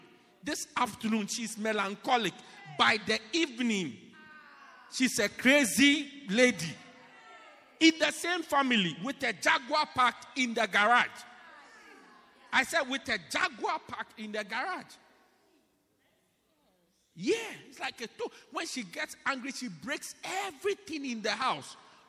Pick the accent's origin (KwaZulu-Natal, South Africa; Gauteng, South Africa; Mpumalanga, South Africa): KwaZulu-Natal, South Africa; Pietermaritzburg; oh, as for me, I come from Pietermaritzburg.